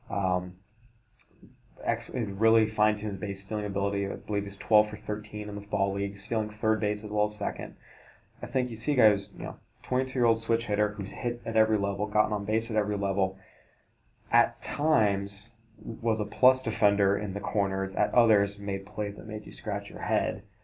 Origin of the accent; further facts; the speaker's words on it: Oregon, United States; we are from Oregon